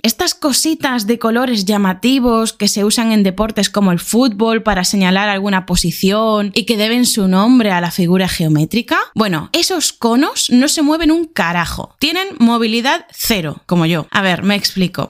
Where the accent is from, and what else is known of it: Spain; moved away as an adult; also born or lived in Argentina; now in Beijing, China